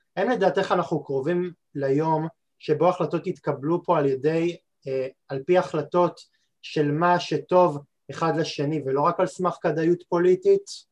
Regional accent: Israel; אנחנו כישראלים

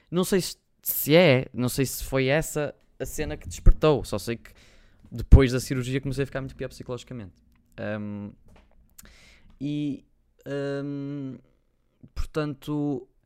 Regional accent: Porto, Norte, Portugal; accent: Porto; Eu acho que, eu acho que se, se eu não disser que sou do Porto, as pessoas não sabem. Eu para a internet não falo com sotaque a Porto. Só vocês me virem a falar com os meus amigos e assim já falo bem mais a Porto.

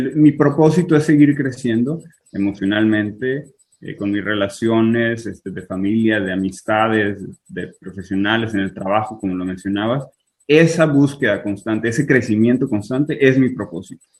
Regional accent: Tijuana, Baja California, Mexico; moved away as an adult; also born or lived in Culiacán, Sinaloa / Fresno, California; now in Israel; a los dos años me fui a Tijuana, entonces viví 25 años por allá

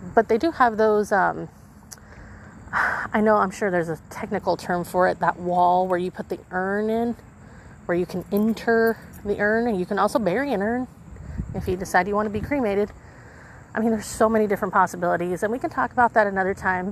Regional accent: Holtville, California, United States; now in El Centro, United States; my hometown of Holtville

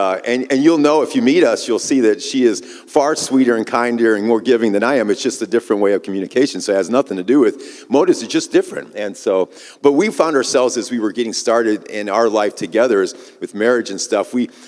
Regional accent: Midwest, United States; I grew up in the Midwest. I'm kind of a Midwest boy, I guess you would say.

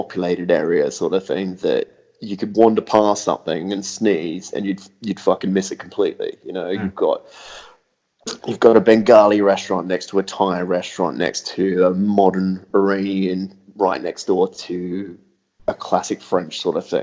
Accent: Australia; moved away as an adult; also born or lived in London; growing up in Australia, everything was very, very casual and laid back

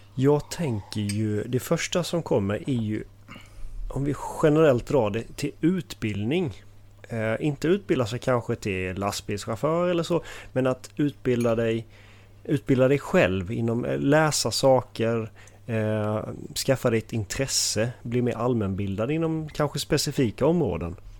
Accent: Halmstad, Halland County, Sweden; also born or lived in Falkenberg; är från Halmstad. Har, är uppvuxen här

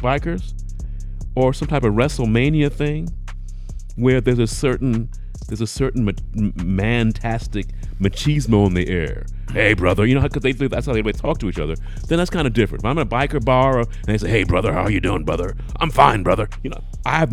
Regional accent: United Kingdom; moved away; as a British person, I'll say

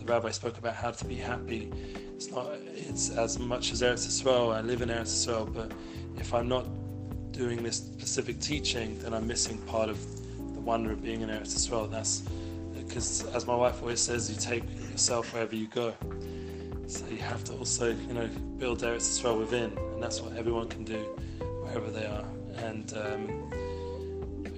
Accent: Edgware, London, United Kingdom; moved away as an adult; now in Jerusalem, Israel; growing up in Edgware, you know, I wouldn't have imagined that I'd have had the merit to live the last 20 years in the Holy Land, and most of that time in Yerushalayim

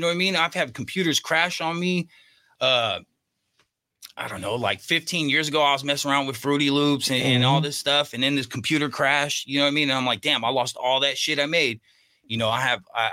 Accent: Bay Area, California, United States; moved away as an adult; also born or lived in Los Angeles; now in North County San Diego, United States; I grew up in the Bay Area

